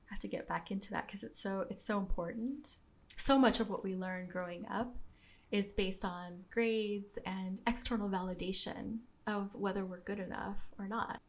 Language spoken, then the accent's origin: English; Southern California, United States; I grew up in Southern California